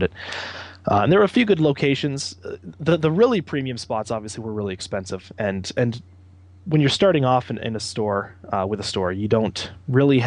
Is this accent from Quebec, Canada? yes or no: no; London, Ontario, Canada; also born or lived in Ottawa, Ontario; now in Hamilton, Canada; I'm originally from London, Ontario, so we wanted to move back closer than Ottawa was